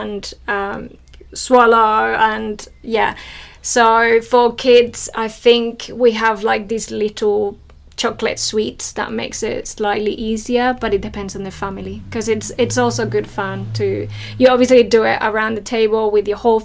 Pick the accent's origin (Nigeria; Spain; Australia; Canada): Spain; I'm from Spain, and our New Year's Eve tradition is to eat grapes